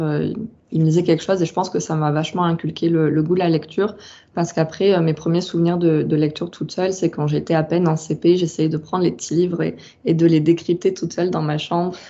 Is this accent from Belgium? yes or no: no; southern France, France; also born or lived in Rennes; j'ai grandi dans le sud. Bah, je, suis, je suis originaire du sud et j'en ai pas vraiment bougé